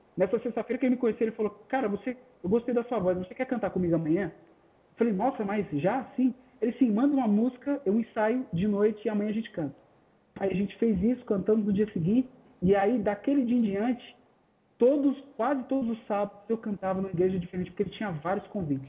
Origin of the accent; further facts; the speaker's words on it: São Paulo, Brazil; now in Embu das Artes, Brazil; Eu sou natural de São Paulo mesmo. São Paulo. É, nasci em São Paulo. Atualmente eu vivo no Imbu das Artes